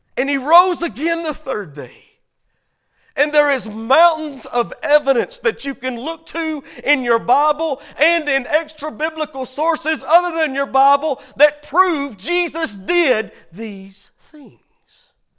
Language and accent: English; United States; as American citizens